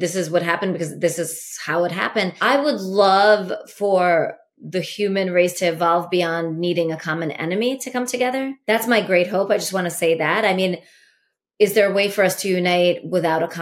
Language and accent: English; Latvia; moved away; also born or lived in Ukraine; I was born in Latvia